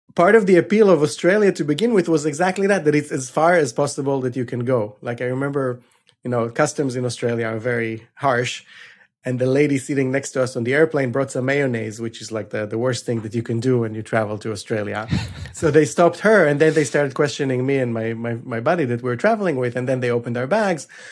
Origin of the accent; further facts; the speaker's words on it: Israel; I grew up in Israel.